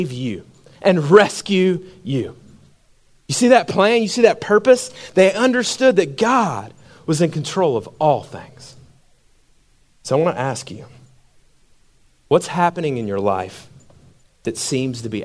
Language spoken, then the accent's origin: English; Macon, Georgia, United States; when I grew up in Macon, Georgia.